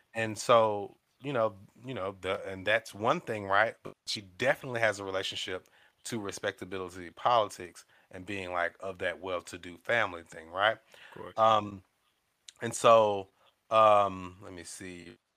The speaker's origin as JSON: {"language": "English", "region": "the South", "country": "United States", "said": "I'm coming from the South"}